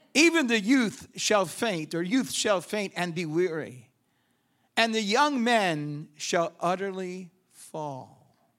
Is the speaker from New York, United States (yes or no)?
yes; New York, United States; I'm from New York